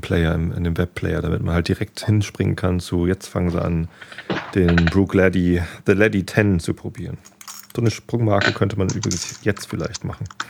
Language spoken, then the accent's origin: German; Northern Germany, Germany; Als Norddeutscher